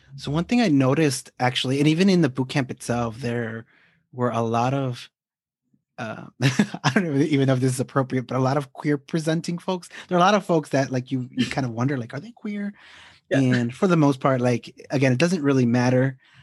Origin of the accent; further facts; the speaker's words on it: Chicago, Illinois, United States; also born or lived in Guadalajara, Jalisco, Mexico; I am actually a Mexican native raised in Chicago